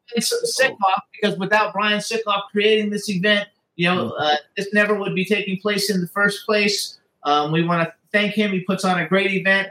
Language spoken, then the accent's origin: English; Florida, United States; I'm from Florida